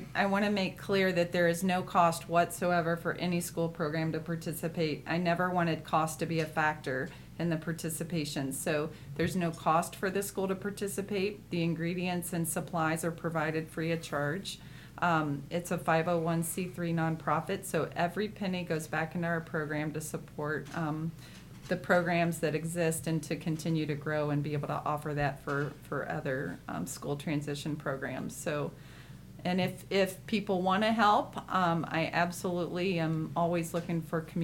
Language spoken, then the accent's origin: English; Louisville, Kentucky, United States; moved away; I'm actually from Louisville originally